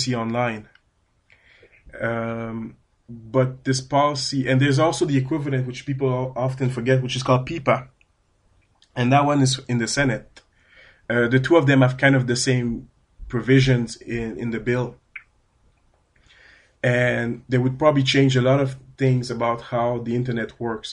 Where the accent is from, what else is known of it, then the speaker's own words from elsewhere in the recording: Canada; accent: French-Canadian; my French-Canadian accent. Yes, I'm a Canadian. I speak French